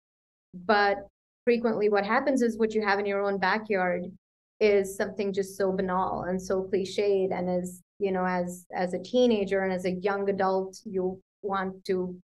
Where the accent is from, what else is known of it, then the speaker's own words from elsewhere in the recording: Punjab, India; where I come from, which is the northwestern part of India. It's, my home state is Punjab.